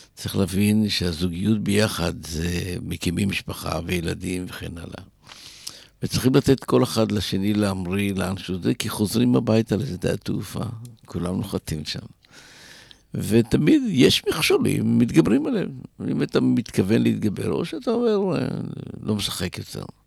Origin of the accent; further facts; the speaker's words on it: Israel; אנחנו ישראלים